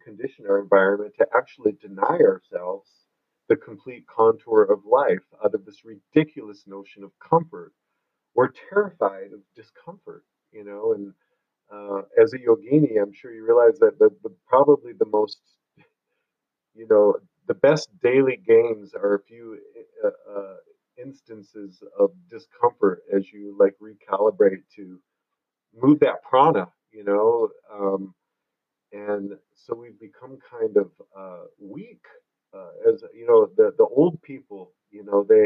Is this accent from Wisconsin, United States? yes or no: no; Michigan, United States; moved away as an adult; now in Sedona, United States; I was raised in Michigan.